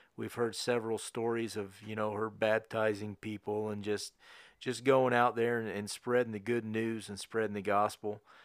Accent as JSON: {"language": "English", "town": "Connersville", "region": "Indiana", "country": "United States", "tie": "born or raised there", "also_born_or_lived": "New Castle, Indiana", "moved": "as an adult", "said": "we moved to Newcastle in two thousand thirteen, but we was raised in Connorsville"}